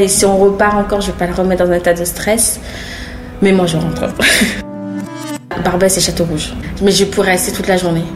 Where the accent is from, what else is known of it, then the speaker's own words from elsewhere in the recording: Matoury, French Guiana; moved away as an adult; now in Paris, France; moi je suis guyanaise, j'ai vécu toute ma vie en Guyane jusqu'à 25 ans.